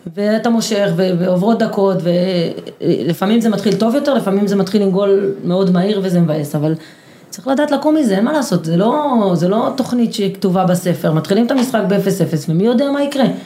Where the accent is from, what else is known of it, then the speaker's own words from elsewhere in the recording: Kibbutz Gal'on, Southern District, Israel; אני גדלתי בקיבוץ שבו כולם שווים